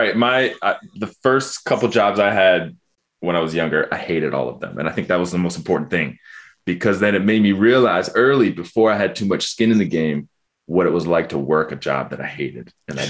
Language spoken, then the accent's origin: English; Ann Arbor, Michigan, United States; growing up in Ann Arbor.